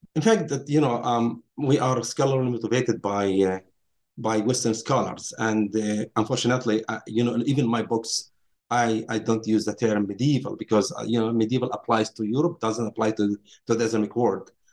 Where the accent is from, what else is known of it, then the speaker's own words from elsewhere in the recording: Nazareth, Northern District, Israel; moved away as an adult; also born or lived in Princeton; I grew up in Nazareth, um, Palestine, Israel today